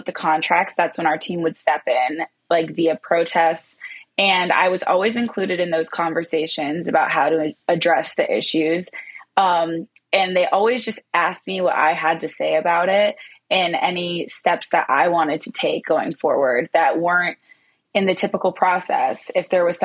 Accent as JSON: {"language": "English", "town": "Pittsburgh", "region": "Pennsylvania", "country": "United States", "also_born_or_lived": "East Lansing, Michigan", "moved": "as an adult", "said": "I am from Pittsburgh, Pennsylvania"}